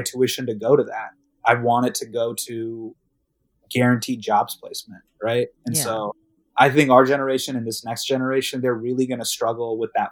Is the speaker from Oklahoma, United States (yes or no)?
no; Davis, California, United States; I grew up in Davis